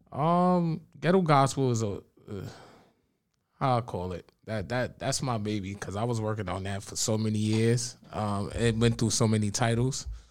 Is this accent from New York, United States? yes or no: yes; New York City, New York, United States; I'm from the Bronx, New York